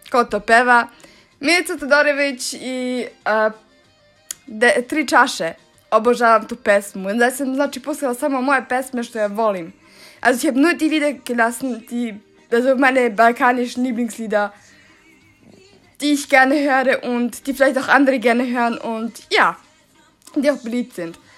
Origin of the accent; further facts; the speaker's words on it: Svilajnac, Šumadija and Western Serbia, Serbia; German is a second language; ich komme aus Serbien in einer Stadt aus äh, Svilajnac, äh, in der Nähe von Kragujevac und auch in der Nähe von ähm, äh, Despotovac.